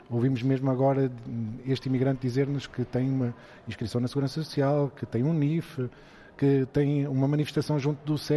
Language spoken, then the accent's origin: Portuguese; Portugal; nós, enquanto portugueses, conhecemos também noutras partes do mundo.